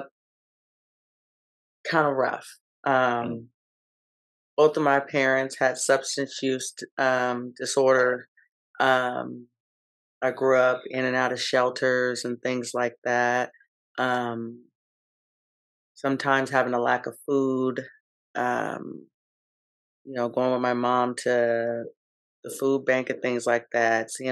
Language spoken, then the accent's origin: English; Seattle, Washington, United States; I am born and raised in the 206 in Seattle, born in the Central District, raised in the South End.